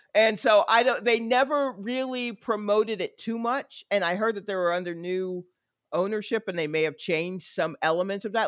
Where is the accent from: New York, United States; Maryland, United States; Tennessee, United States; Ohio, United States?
New York, United States; moved away; also born or lived in Atlanta; I'm a New Yorker that got out before the indoctrination. So I am I I have some of the attitude right. that comes from being a native New Yorker